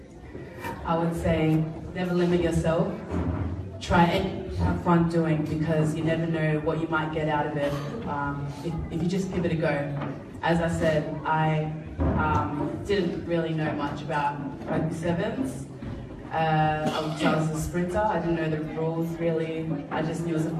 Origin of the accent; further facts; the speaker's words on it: Pacific Harbour, Central Division, Fiji; moved away; also born or lived in Suva, Fiji; We grew up in Pacific Harbour